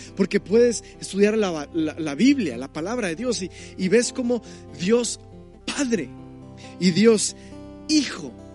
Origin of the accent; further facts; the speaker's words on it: Mexico; nuestro mismo lenguaje como mexicano, nuestra cultura